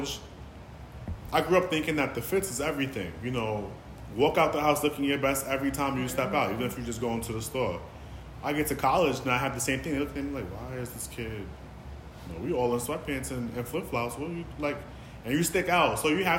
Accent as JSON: {"language": "English", "town": "New York City", "region": "New York", "country": "United States", "tie": "born or raised there", "accent": "New York", "said": "my accent sounds like being from New York"}